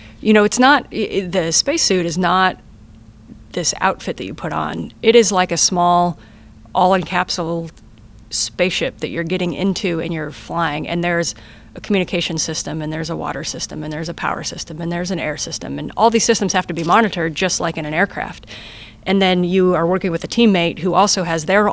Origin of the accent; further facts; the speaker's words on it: United States; first language English; my first language is English, and I'm from America